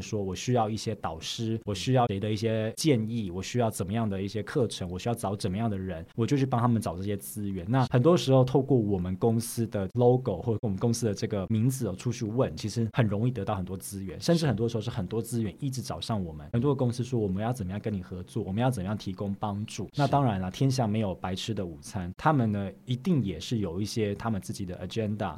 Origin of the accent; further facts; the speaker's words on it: Taiwan; now in Sweden; 我们在瑞典哦，连我们台湾人自己